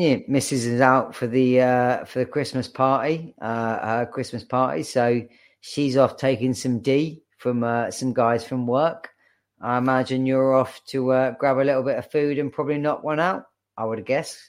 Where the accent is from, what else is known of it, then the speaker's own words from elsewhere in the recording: Bournemouth, South West England, United Kingdom; I, as much as I grew up in Bournemouth, um, I didn't, I wasn't born there. I just lived there the majority of my, my childhood